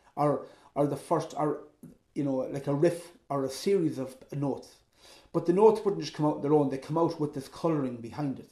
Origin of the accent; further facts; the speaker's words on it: Ireland; also born or lived in Belmullet; I'm from Ireland